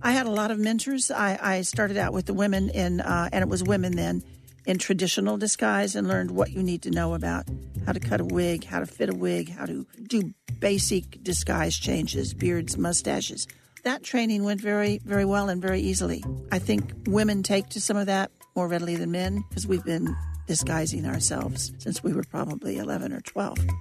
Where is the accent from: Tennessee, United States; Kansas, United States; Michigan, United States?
Kansas, United States; moved away as an adult; also born or lived in Germany / Washington, D.C.; I was from Kansas